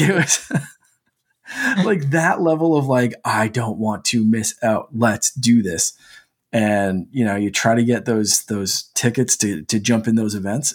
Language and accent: English; Canada; as a Canadian